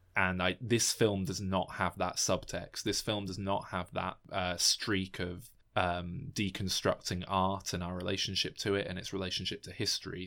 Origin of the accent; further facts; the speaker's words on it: United Kingdom; as a British person